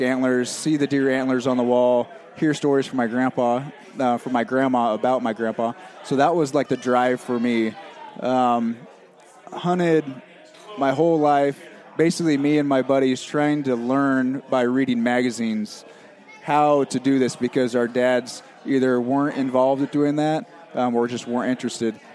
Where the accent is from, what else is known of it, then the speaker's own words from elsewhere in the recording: California, United States; born and raised in California